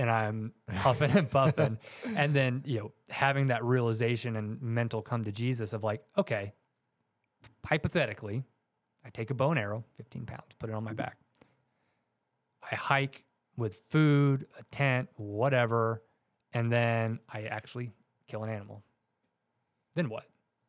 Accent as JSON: {"language": "English", "region": "Georgia", "country": "United States", "tie": "born or raised there", "said": "Georgia. Yep."}